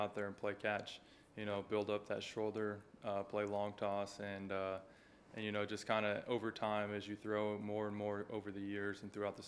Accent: Oakland, California, United States; I'm a kid from the East Bay, born and raised in Oakland

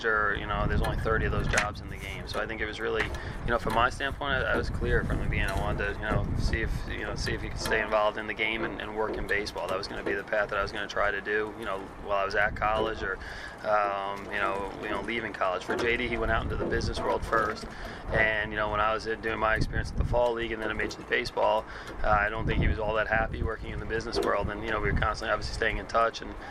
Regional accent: New York, United States; moved away; I was from New York

